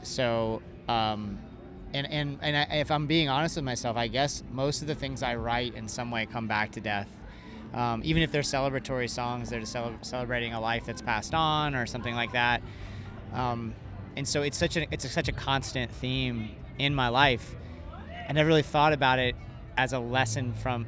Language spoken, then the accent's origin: English; Ocala, Florida, United States; I grew up in Ocala